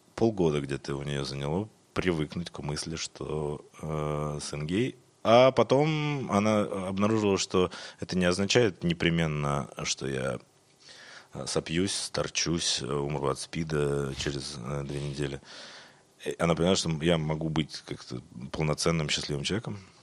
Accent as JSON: {"language": "Russian", "town": "Irkutsk", "region": "Irkutsk Oblast", "country": "Russia", "also_born_or_lived": "Moscow", "moved": "as an adult", "said": "Я из Иркутска, я сибиряк"}